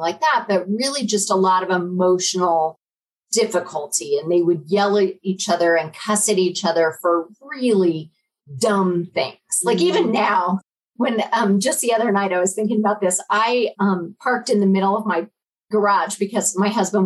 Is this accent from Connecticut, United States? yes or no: no; Denver, Colorado, United States; moved away as an adult; also born or lived in Little Rock, Arkansas / Cheyenne, Wyoming; I grew up in Denver